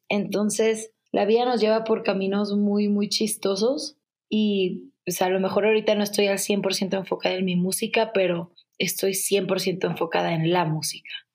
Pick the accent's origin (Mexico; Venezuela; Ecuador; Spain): Mexico; Culiacán, Sinaloa; moved away as an adult; also born or lived in Mexico City; a mi Culiacán lo amo, pero no me gusta para mí